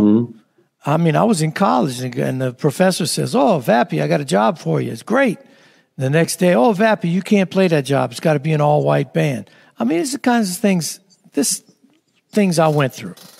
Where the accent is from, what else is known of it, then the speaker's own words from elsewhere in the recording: New Orleans, Louisiana, United States; growing up in New Orleans